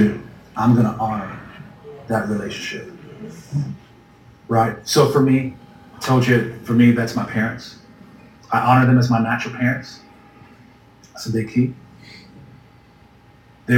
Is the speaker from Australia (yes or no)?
no; U.S. Virgin Islands; moved away; I grew up in the Virgin Islands, that a tiny island where it's what, 32 square miles